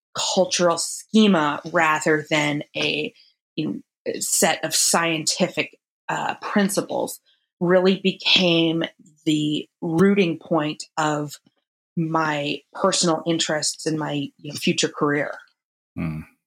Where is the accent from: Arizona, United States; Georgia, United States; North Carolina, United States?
Arizona, United States; Phoenix; moved away as an adult; also born or lived in Ohio; I grew up in Phoenix, Arizona. Um, I grew up going to Catholic school, born and raised in Phoenix